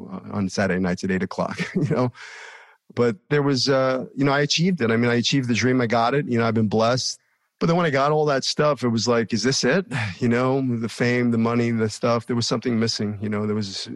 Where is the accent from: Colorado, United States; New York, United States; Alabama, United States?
New York, United States; New York City; also born or lived in Hollywood, California; now in Manhattan Beach, United States; I was born in 1966 in Brooklyn, New York, to a 21-year-old girl